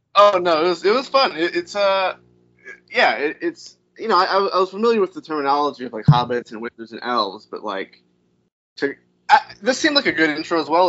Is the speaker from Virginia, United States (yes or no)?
yes; Virginia, United States; moved away; I'm from Virginia